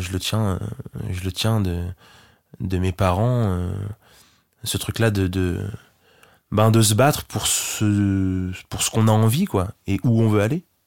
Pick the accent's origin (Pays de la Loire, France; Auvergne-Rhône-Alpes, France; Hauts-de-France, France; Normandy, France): Normandy, France; Lillebonne; c'est là où je vis, c'est là où j'ai grandi